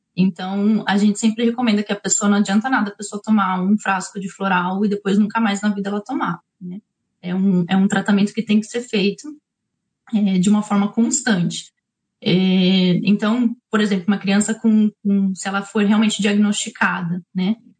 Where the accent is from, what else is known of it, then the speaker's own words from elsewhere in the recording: São Paulo, Brazil; moved away as an adult; now in New Zealand; Eu sou de São Paulo